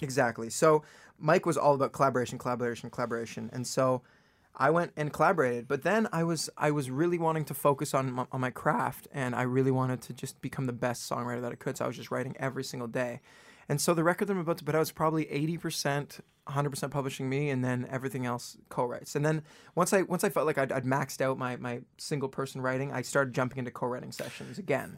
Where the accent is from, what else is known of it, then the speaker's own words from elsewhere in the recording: Toronto, Ontario, Canada; moved away as an adult; also born or lived in Vancouver; now in Los Angeles, United States; I was born in Vancouver, and I grew up in Toronto, just the outskirts of Toronto